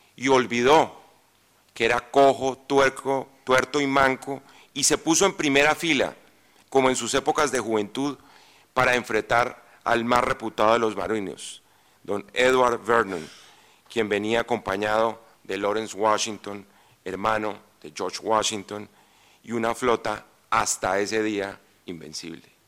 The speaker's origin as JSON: {"language": "Spanish", "country": "Colombia", "said": "en estas tierras, de donde yo vengo"}